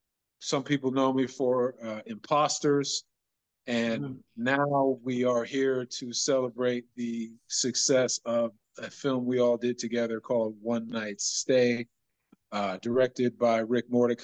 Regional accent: Chicago, Illinois, United States; I'm originally from Chicago, Illinois.

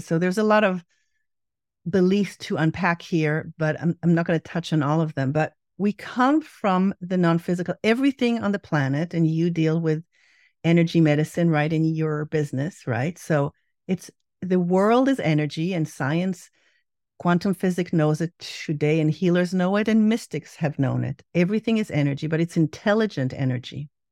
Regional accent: Israel; growing up in Israel

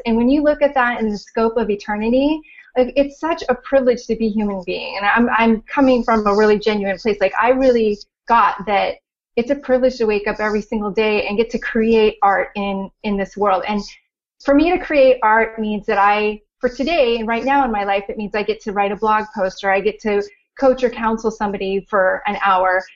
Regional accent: Orange County, California, United States; moved away as an adult; also born or lived in Los Angeles; from LA, born and raised in Orange County

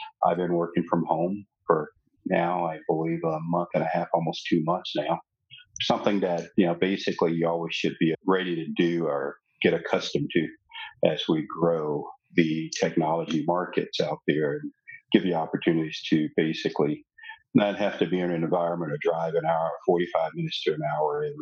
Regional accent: Shreveport, Louisiana, United States; now in Dallas, United States; As a kid growing up there

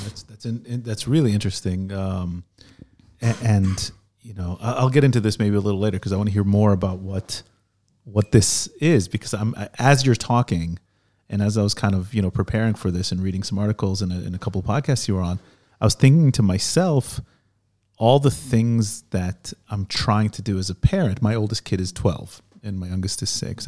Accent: United States; now in Israel; I grew up in America with an Israeli

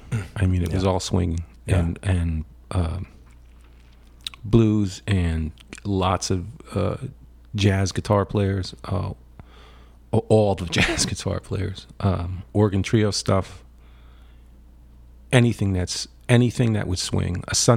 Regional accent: Totowa, New Jersey, United States; also born or lived in Paterson / West Paterson / Cherry Hill; and then I spent a year in the Cherry Hill area down by Philadelphia. My father started a business, and we were there for a year. Excuse me. And then we ended up in Totowa, which is a suburb

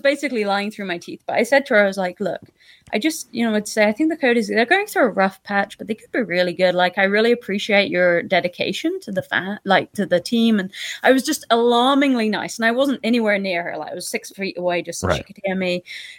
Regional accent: Toronto, Ontario, Canada; Like, we come from Toronto.

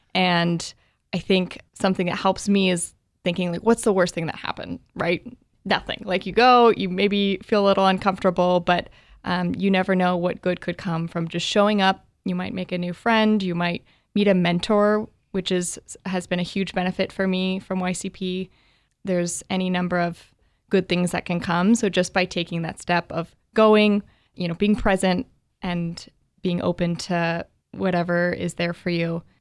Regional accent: Bend, Oregon, United States; now in Portland, United States; I am an Oregonian, born and raised in Bend, Oregon, have been living in Portland for the last five years or so

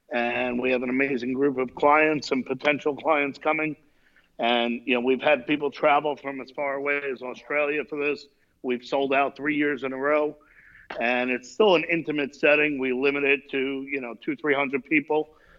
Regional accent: New York City, New York, United States; I'm from Brooklyn, New York.

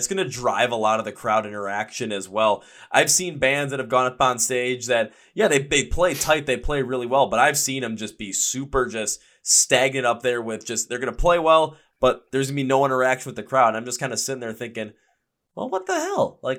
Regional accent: Milwaukee, Wisconsin, United States

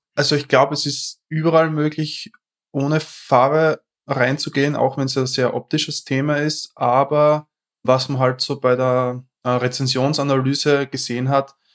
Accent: Austria; accent: Austrian dialect; ich komme aus Österreich. Ich versuche so gut wie möglich meinen Dialekt ein bisschen zu kaschieren

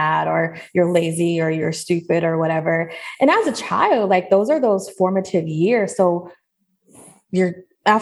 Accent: Seattle, Washington, United States; now in Atlanta, United States; I'm from Seattle. I grew up there and then I eventually moved to Atlanta.

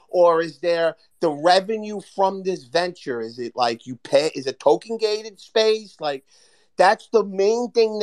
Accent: Hoboken, New Jersey, United States; I'm from Hoboken

